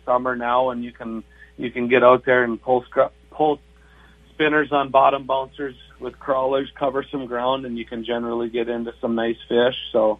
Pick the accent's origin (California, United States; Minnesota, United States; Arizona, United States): Minnesota, United States; Red Lake Falls; moved away as an adult; also born or lived in Twin Cities area, Minnesota; now in Lakes Country, Minnesota, United States; growing up in Red Lake Falls on the river and stuff, we did a lot of catfishing and stuff like that. But, you know, moving over here to Lakes Country